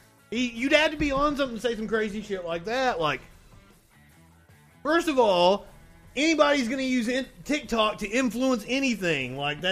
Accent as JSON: {"language": "English", "region": "the South", "country": "United States", "tie": "born or raised there", "said": "I grew up in the South"}